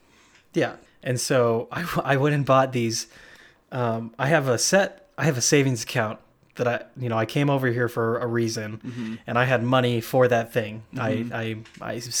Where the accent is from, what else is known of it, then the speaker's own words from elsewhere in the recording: Idaho, United States; are you from Idaho? I'm like, yes, I am. Definitely.